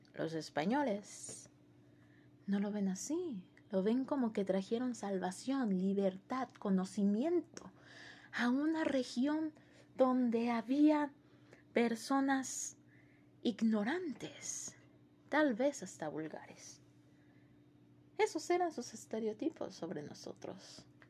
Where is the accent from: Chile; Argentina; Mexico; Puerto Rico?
Mexico; nosotros como mexicanos, yo como mexicana